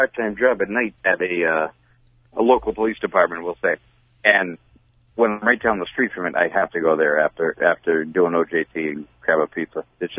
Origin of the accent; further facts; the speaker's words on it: Avon, United States; when I was a kid, I grew up in Avon, on one side of Avon, and we went to Pappy's, and then we made the big move the other side of the traffic light in Avon